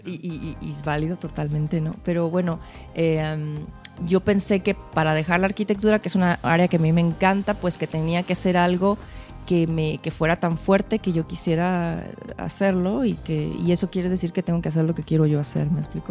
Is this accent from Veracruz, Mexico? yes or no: yes; Xalapa, Veracruz, Mexico; now in Canada; yo, como mexicana, porque además vivo en Canadá